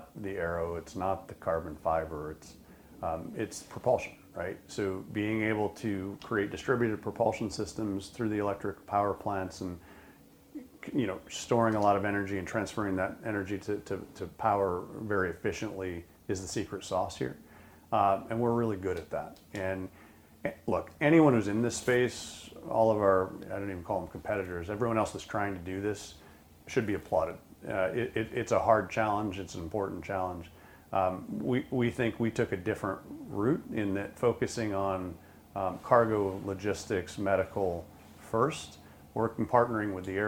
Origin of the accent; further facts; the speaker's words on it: Pulaski, New York, United States; I was born in Pulaski, New York, really just right outside of Oswego